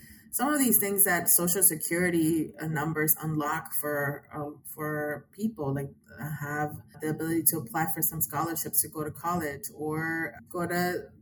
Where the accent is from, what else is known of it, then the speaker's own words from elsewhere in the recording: Texas, United States; as a Texan